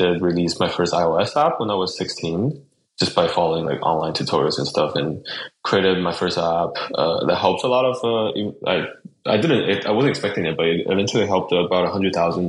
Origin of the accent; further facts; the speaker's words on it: Chongqing, China; moved away; also born or lived in Virginia, United States / Berkeley, California, United States; I grew up mostly in China, Chongqing, the city that I was born. And I did spend some time in Virginia when I was a kid.